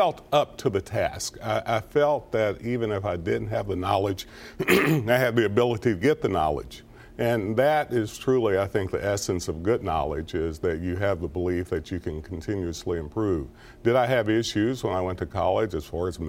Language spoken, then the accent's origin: English; Clay County, Kentucky, United States; I'm from Clay County, Kentucky. My father was a coal miner.